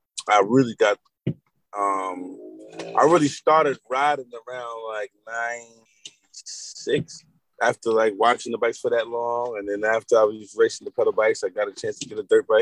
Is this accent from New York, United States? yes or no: yes; New York City, New York, United States; growing up in Harlem